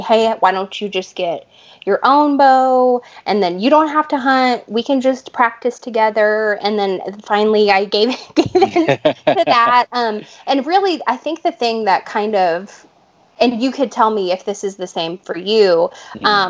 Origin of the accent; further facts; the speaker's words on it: Texas, United States; I am from Texas, born and raised.